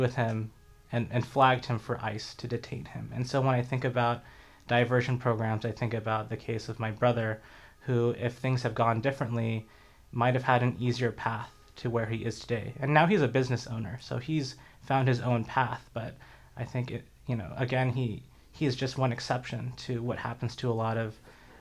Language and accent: English; United States; the environment we grew up in the United States